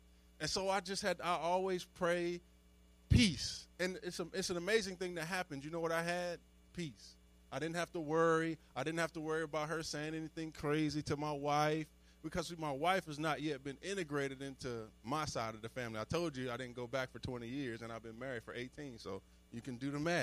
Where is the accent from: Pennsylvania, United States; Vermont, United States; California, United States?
Pennsylvania, United States; Chester; moved away as an adult; I grew up in Chester, Pennsylvania.